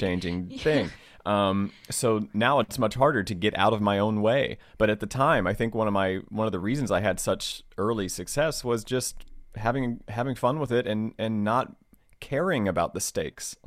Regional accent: Southwest Virginia, United States; also born or lived in Washington, D.C.; now in Los Angeles, United States; I grew up in Virginia, like Southwest Virginia

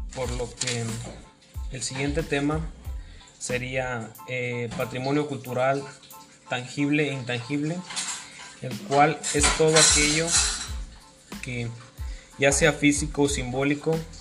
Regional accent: Mexico; un tipo de, leyenda muy famoso en mi país

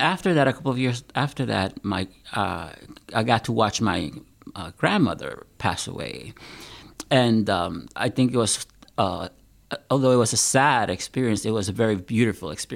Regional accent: Puerto Rico; also born or lived in Pennsylvania; now in Wisconsin, United States; I am originally from Puerto Rico

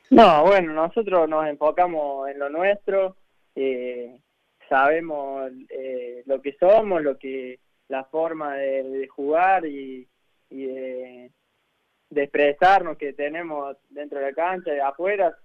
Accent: Calchín, Córdoba, Argentina; now in Buenos Aires, Argentina; yo nací en Calchín, es un pueblo que está a 100 kilómetros de Córdoba capital

